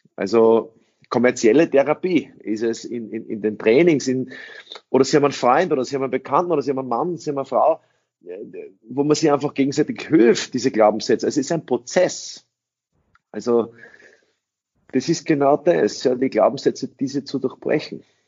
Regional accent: Austria; first language English; German is a second language; also born or lived in United States; ich in einen österreichischen Kindergarten gegangen bin

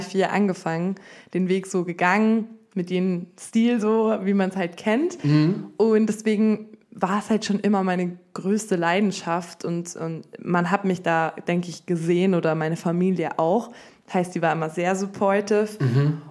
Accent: Munich, Bavaria, Germany; moved away as an adult; now in Berlin, Germany; ich komme ursprünglich aus München

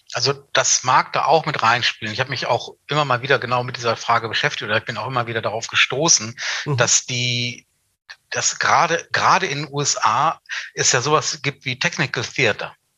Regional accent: Hanover, Lower Saxony, Germany; in meiner Heimatstadt Hannover

